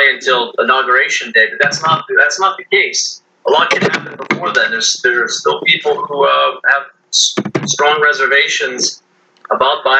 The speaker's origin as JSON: {"language": "English", "country": "United States", "said": "as an American"}